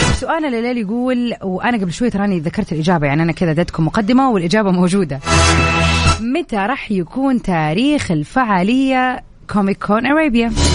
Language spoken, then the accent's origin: Arabic; Jeddah, Makkah Province, Saudi Arabia; عندنا في جدة هنا